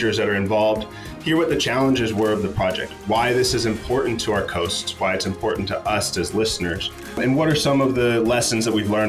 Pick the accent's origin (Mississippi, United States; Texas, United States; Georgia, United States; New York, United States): Texas, United States; Corpus Christi; also born or lived in Oregon; I was born and raised in Corpus Christi, Texas